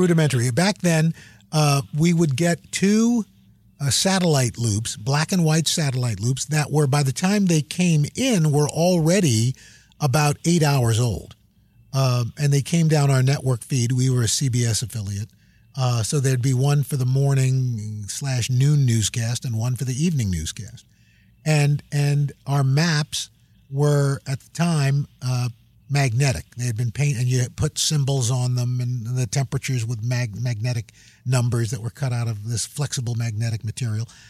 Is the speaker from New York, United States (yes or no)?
yes; New York City, New York, United States; I grew up in New York City